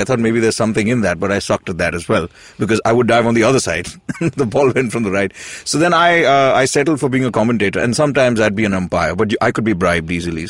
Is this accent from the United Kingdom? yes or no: no; Mumbai, Maharashtra, India; Yes, I'm a Bombay boy. I was raised in King's Circle.